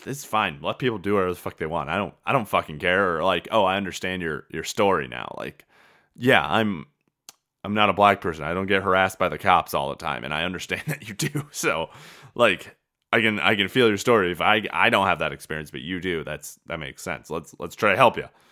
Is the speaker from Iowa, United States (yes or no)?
yes; Traer, Iowa, United States; my hometown of Traer